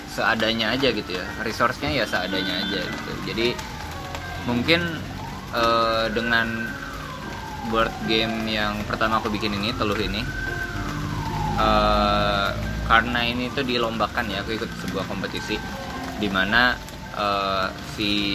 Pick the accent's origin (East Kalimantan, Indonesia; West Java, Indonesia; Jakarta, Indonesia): East Kalimantan, Indonesia; aku lahir di Kalimantan Timur